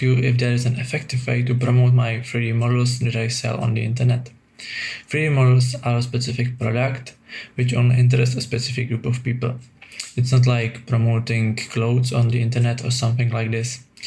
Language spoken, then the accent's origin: English; Czechia; I am from the Czech